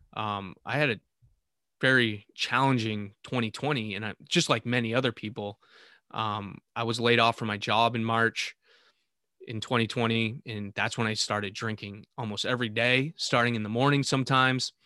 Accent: Vermont, United States; in the town I was living with in Vermont, my hometown.

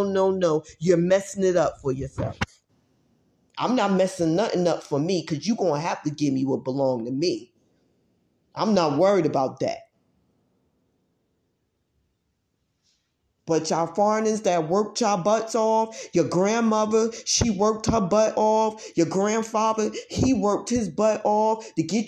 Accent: Newark, New Jersey, United States; I was born in Newark, New Jersey

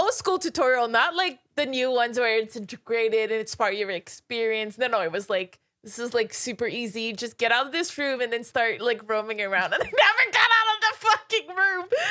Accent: Canada; now in Los Angeles, United States; I'm from Canada

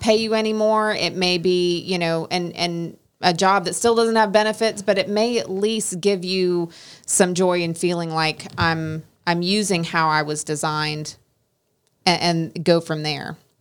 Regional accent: Oregon, United States; moved away; where I grew up in Oregon

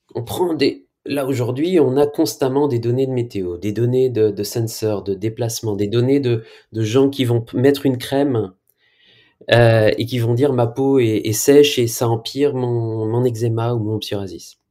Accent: France; Je viens de France

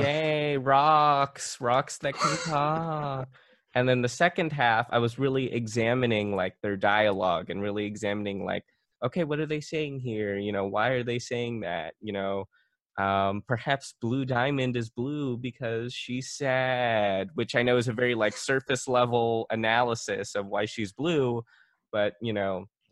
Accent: Philippines; I'm Filipino

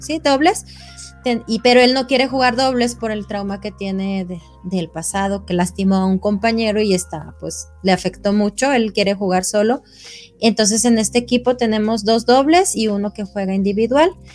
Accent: Mexico; nosotros como mexicanos

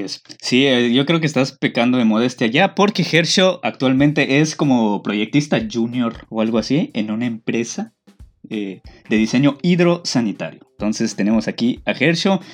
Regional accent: Yucatán, Mexico; ser yucateco es otro pedo, güey. O sea, somos otra cultura completamente

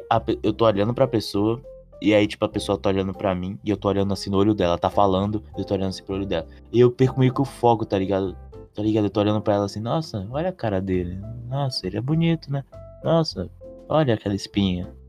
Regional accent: Bahia, Brazil; Mal preguiça, mano, sou baiano.

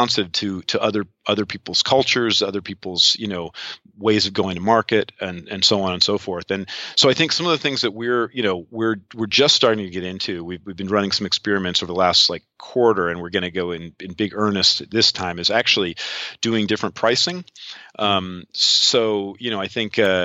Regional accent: outside of New York, United States; moved away as an adult; also born or lived in Seattle, United States / London, United Kingdom; now in Estonia; I'm an American. I grew up outside of New York, lived 22 years in Seattle.

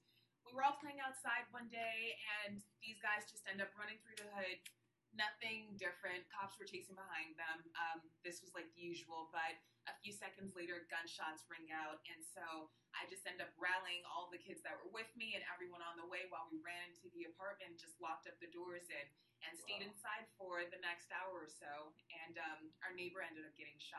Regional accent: Anchorage, Alaska, United States; moved away as an adult; also born or lived in San Diego, California / Arlington, Texas; They had all six of us kids. I'm number five. Wow. And I ended up growing up in Anchorage, Alaska.

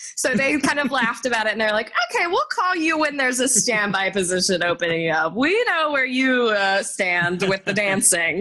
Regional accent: Garland, Texas, United States; also born or lived in Dallas, Texas; I was born in Dallas, Texas, but I grew up in a suburb called Garland, Texas

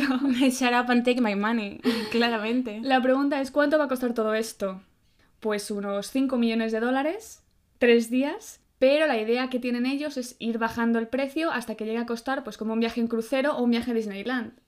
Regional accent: Madrid, Community of Madrid, Spain; mi ciudad

